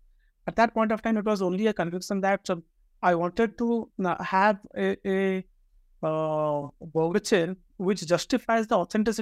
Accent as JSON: {"language": "English", "region": "Odisha", "country": "India", "also_born_or_lived": "Bangalore", "moved": "as an adult", "said": "I come from Odisha, Eastern India state"}